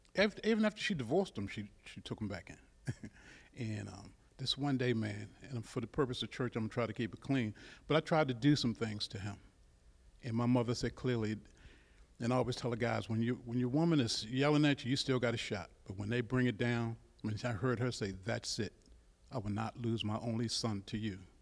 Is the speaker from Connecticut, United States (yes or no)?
no; Baltimore, Maryland, United States; I grew up in Baltimore City